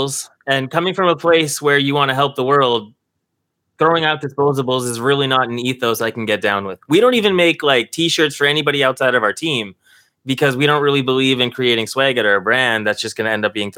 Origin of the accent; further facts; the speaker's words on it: Toronto, Ontario, Canada; we're from Toronto